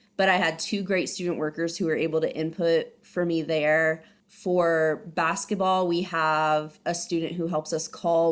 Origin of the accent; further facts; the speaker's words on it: Ohio, United States; moved away as an adult; also born or lived in San Diego, California; now in Abilene, United States; I'm originally from Ohio